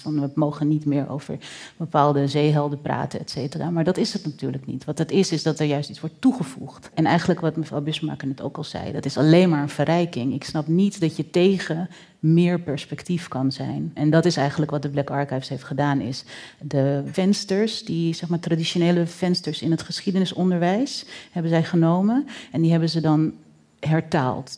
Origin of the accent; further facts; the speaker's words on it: Netherlands; wij als Nederlanders